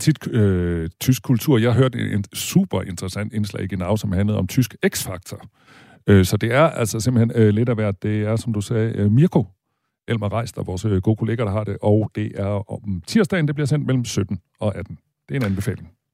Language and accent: Danish; South Jutland, Southern Denmark, Denmark; moved away; jeg har en del af min barndom i Sønderjylland